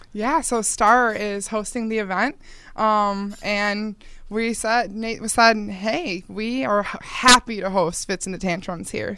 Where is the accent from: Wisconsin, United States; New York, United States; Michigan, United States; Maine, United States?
New York, United States; Eastern Hills Mall, Buffalo area; I grew up near the Eastern Hills Mall